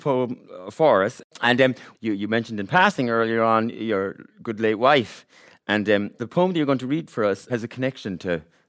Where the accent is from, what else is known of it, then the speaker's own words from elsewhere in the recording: Ballinrobe, Connacht, Ireland; I knew that I would have been an entirely different person if I hadn't, you know, been born here and grown up here into Irish parents. You know, I grew up running over Mayo fields and climbing over Mayo rivers and all that stuff. So, it absolutely shaped me, and I'm entirely Irish.